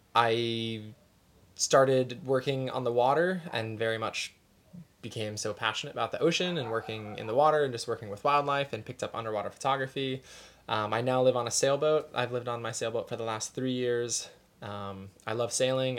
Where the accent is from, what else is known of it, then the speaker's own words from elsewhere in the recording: Arizona, United States; moved away as an adult; now in Honolulu, United States; born and raised in Arizona